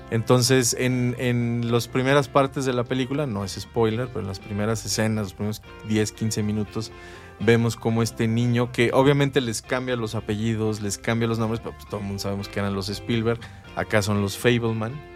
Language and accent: Spanish; Mexico; nosotros como mexicanos y más en, nuestra ciudad